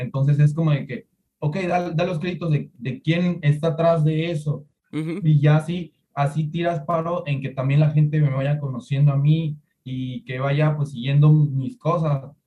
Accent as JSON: {"language": "Spanish", "town": "Tuxtepec", "region": "Oaxaca", "country": "Mexico", "said": "Yo soy de Tuxtepec, Oaxaca"}